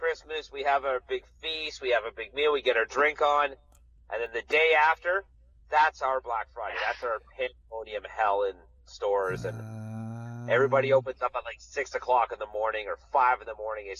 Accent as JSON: {"language": "English", "country": "Canada", "said": "well, we're Canadian"}